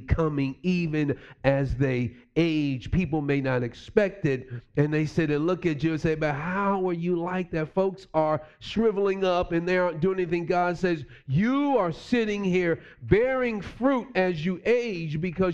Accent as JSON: {"language": "English", "town": "New York City", "region": "New York", "country": "United States", "tie": "born or raised there", "moved": "yes", "said": "me growing up in New York City"}